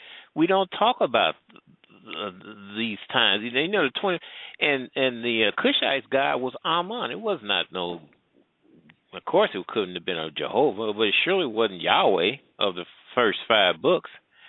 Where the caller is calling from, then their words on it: Midwest, United States; I'm calling from the Midwest.